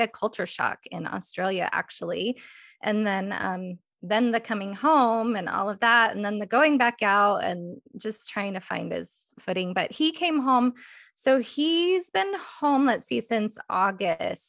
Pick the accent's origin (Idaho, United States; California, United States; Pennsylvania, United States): Idaho, United States; Eagle; I'm from Eagle, Idaho, which is, I like to say, on the western side of the state.